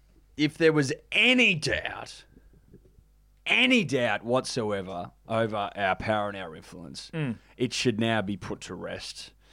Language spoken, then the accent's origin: English; Australia; as an Australian